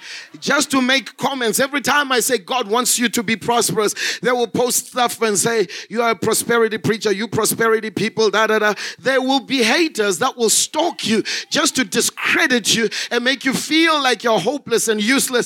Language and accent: English; Zimbabwe; moved away as an adult; now in South Africa; I was born and bred in Zimbabwe. I grew up in Zimbabwe until 2005 when I came to South Africa as a missionary